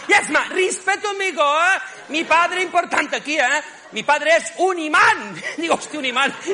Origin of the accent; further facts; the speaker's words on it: Barcelona, Catalonia, Spain; now in Madrid, Spain; estoy muy contento de estar aquí en Madrid, ¿eh? mi segundo hogar, ¿eh? porque yo soy de Barcelona, pero me encanta Madrid.